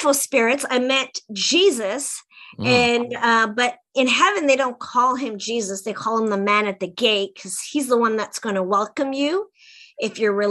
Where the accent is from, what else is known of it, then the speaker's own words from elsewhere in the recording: Sault Ste. Marie, Ontario, Canada; I came back to my hometown of Sault Ste. Marie, Ontario, on the Canadian side